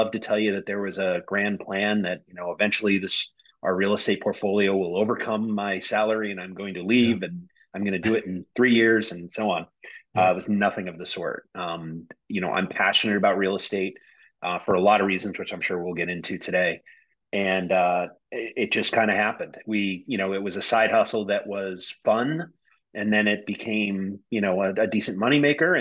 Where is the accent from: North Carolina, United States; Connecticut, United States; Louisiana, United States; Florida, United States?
Connecticut, United States; born and bred in Connecticut, I'm a Northeast guy